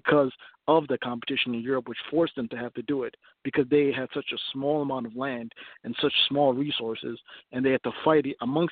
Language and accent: English; Ethiopia; now in United States; I'm from Ethiopia. And in my country, we have four different primary ethnic groups